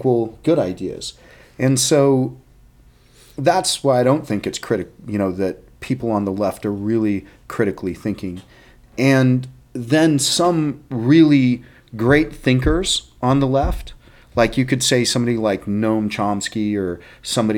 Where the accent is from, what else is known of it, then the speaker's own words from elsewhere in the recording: Texas, United States; I'm from Texas, right? I mean, that's where I'm from.